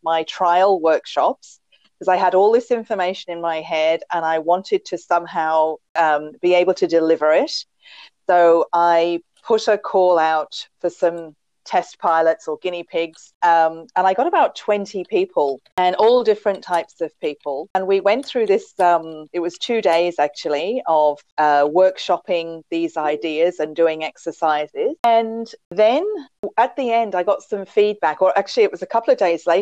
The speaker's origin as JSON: {"language": "English", "region": "England", "country": "United Kingdom", "accent": "English", "moved": "yes", "lives_now": "Australia", "said": "But I'm an Australian with an English accent because originally I'm from England. So it's not a pure Australian accent"}